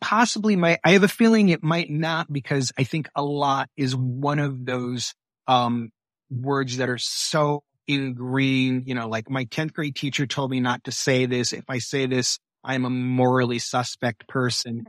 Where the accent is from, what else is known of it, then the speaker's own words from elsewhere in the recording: Michigan, United States; I grew up in Michigan